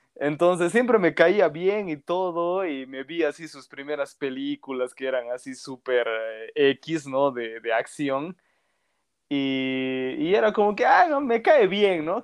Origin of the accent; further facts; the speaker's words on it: Bolivia; soy de Bolivia